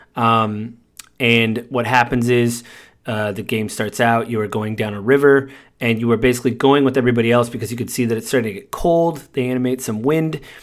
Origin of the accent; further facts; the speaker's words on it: United States; I'm American